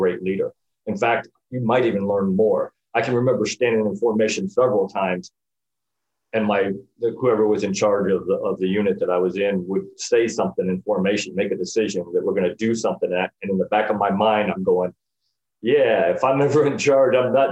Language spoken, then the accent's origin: English; Northern Illinois, United States; moved away as an adult; now in Florida, United States; I grew up in Northern Illinois, which is why I live in Florida